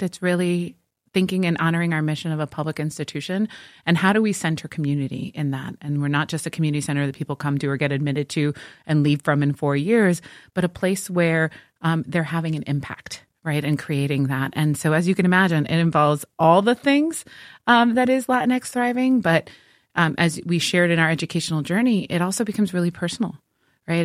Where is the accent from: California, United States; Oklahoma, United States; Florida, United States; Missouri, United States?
Florida, United States; Miami; also born or lived in Puerto Rico; I was born in Puerto Rico, Um, and we moved to Miami when I was two